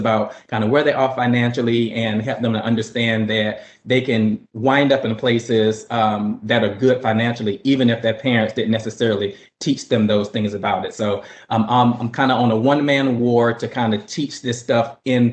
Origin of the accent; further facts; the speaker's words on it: North Carolina, United States; now in Brooklyn, United States; I'm from North Carolina originally, and currently I live in Brooklyn, New York.